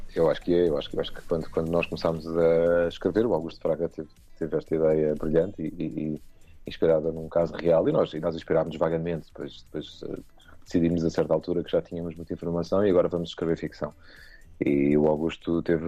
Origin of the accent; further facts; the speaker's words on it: Portugal; nós somos portugueses